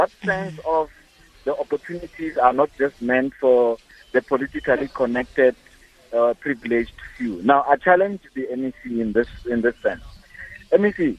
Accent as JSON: {"language": "English", "town": "Mahikeng", "region": "North West", "country": "South Africa", "tie": "born or raised there", "moved": "yes", "said": "Northwest is my second home. I grew up in Mafeking"}